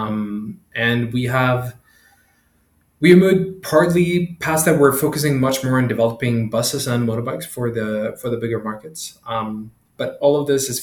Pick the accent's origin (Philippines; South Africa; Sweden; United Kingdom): Sweden; now in Kenya; I'm from Sweden